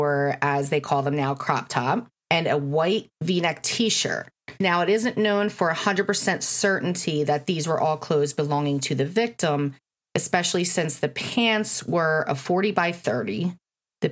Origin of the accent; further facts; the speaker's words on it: Bensalem, Pennsylvania, United States; I grew up in Bensalem, and I know the Clubhouse Diner very well